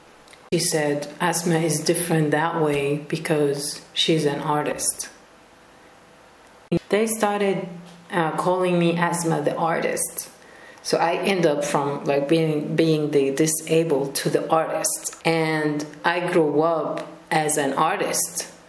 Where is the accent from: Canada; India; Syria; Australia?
Syria; Rif Dimashq; also born or lived in Lebanon / Jordan / Palestine; We were moving as a family between Lebanon, Syria, Jordan, and Palestine. I was born in Damascus, in the countryside. We used to live in Khan al-Sheikh refugee camp, but we also lived a few years in Al Yarmouk refugee camp.